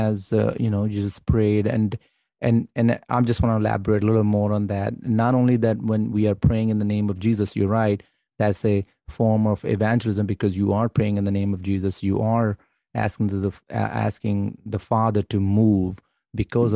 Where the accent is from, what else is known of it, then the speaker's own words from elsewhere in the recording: Pakistan; I'm Pakistani